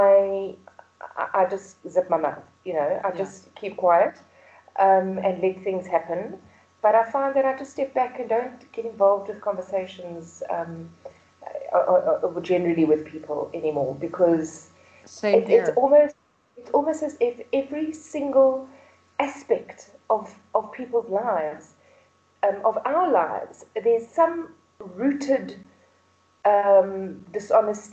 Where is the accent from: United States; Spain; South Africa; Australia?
South Africa; Pretoria, Gauteng; born and bred in South Africa, in Pretoria